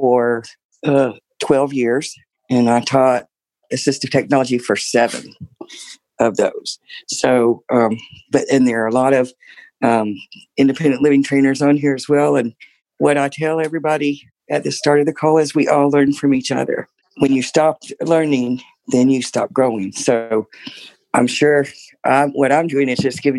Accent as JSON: {"language": "English", "town": "Tallahassee", "region": "Florida", "country": "United States", "said": "I'm from Tallahassee, Florida"}